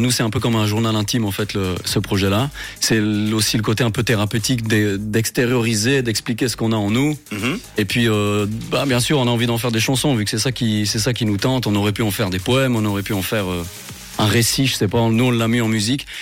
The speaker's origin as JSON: {"language": "French", "town": "Sierre", "region": "Valais", "country": "Switzerland", "said": "la région Sierroise d'où on vient."}